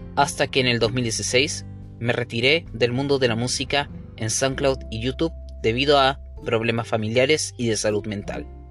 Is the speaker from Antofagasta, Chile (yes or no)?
no; Coquimbo, Chile; Nací un cinco de julio del año mil novecientos noventa y cinco en la ciudad de Coquimbo, en el Hospital San Pablo.